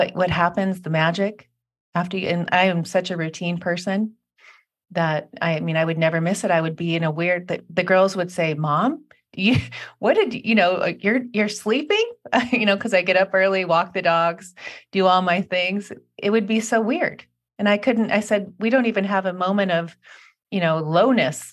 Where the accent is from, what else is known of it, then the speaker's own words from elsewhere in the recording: Seattle, Washington, United States; moved away; I grew up in Seattle